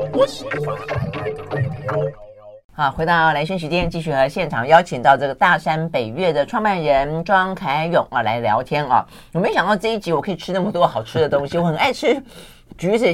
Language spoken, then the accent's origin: Chinese; Tainan, Taiwan; 我们老家 ，呃，就是台南，或是再往南一点，我妈的娘家屏东